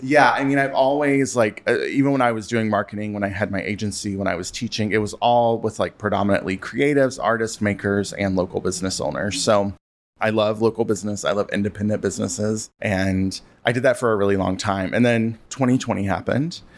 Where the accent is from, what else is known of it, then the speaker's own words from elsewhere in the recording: Western North Carolina, United States; now in Chicago, United States; I grew up in North Carolina and Western North Carolina